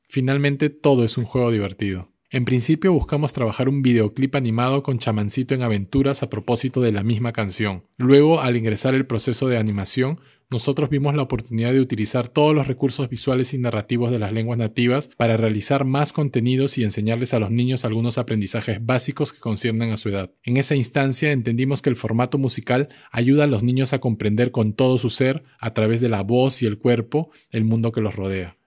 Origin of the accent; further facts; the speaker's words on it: Peru; also born or lived in Lima, Peru / New York, United States / Vermont, United States; Aún nos falta mucho en el Perú